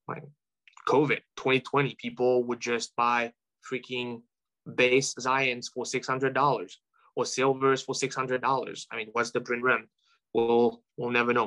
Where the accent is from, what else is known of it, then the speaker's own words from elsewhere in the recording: France; moved away as an adult; now in United States; where I'm from, uh, make it known and aware that, yes, I'm French and I'm, I mean, I'm French American now